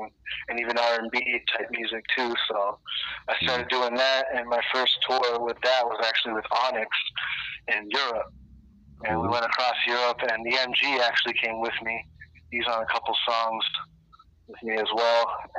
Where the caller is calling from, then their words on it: Toronto, Ontario, Canada; I'm calling up from Toronto.